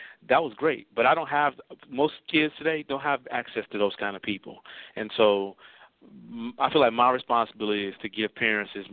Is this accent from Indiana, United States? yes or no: yes; Gary, Indiana, United States; I grew up in Gary